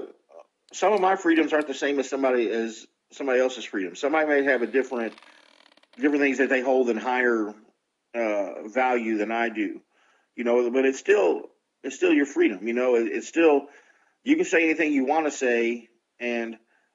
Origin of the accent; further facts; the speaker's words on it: United States; I'm an American